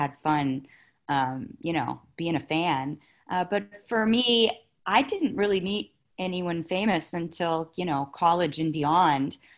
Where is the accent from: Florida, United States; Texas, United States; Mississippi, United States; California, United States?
Florida, United States; St. Petersburg; moved away; also born or lived in Los Angeles; I grew up in St. Petersburg, Florida